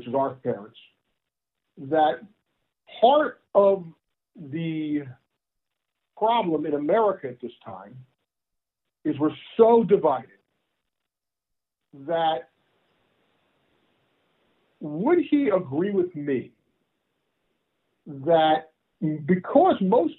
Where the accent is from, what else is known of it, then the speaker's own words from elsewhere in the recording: New Jersey, United States; moved away as an adult; also born or lived in Texas; I grew up in New Jersey and went to school in Texas.